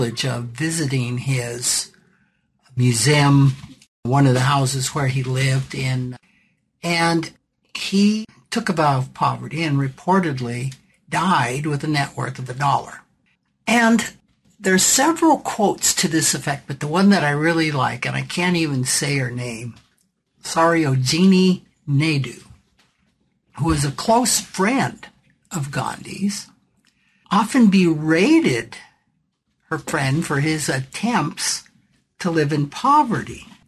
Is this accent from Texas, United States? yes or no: no; South Dakota, United States; my home state of South Dakota